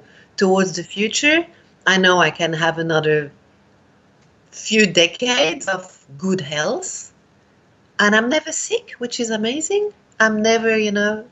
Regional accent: Switzerland; also born or lived in India; now in Australia; I'm from Switzerland originally, but I came to Australia

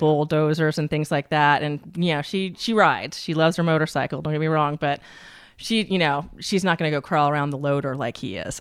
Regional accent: Tallahassee, Florida, United States; moved away; I grew up in Tallahassee, Florida.

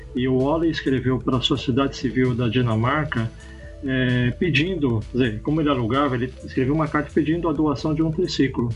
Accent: São Paulo, Brazil; also born or lived in Londrina, Paraná; eu sou nascido lá em Londrina, no Paraná, mas eu vim pequeno aqui para São Paulo

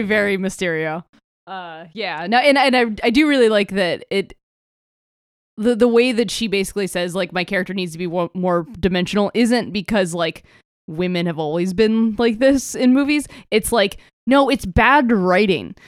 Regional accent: Florida, United States; growing up in Florida

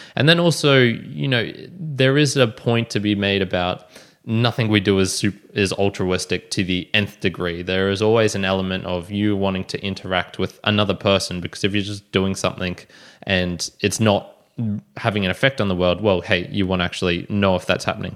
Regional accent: Australia; I'm an Aussie podcaster

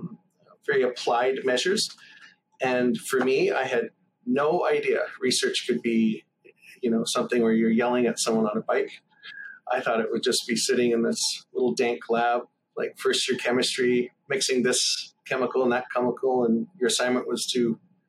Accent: small towns outside of Toronto, Ontario, Canada; I grew up in a few small towns outside of Toronto, usually within an hour

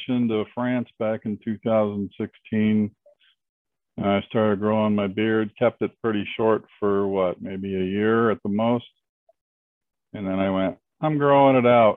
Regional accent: California, United States; moved away as an adult; now in Arizona, United States; Born and raised in California.

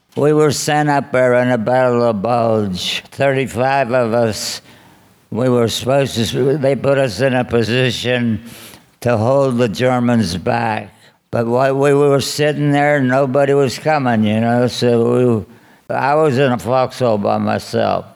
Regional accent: Pittsburgh, Pennsylvania, United States; I grew up in uh, Pittsburgh, Manchester.

